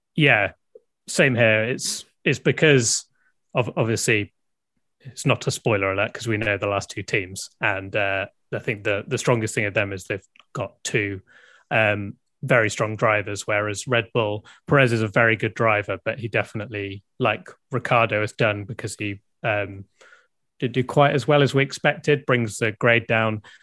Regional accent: United Kingdom; I'm clearly British

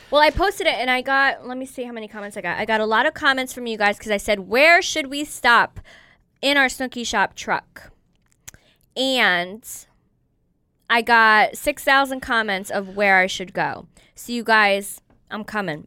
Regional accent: New York, United States; I grew up in New York

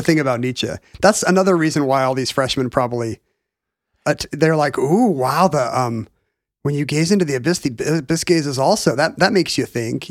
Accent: United States

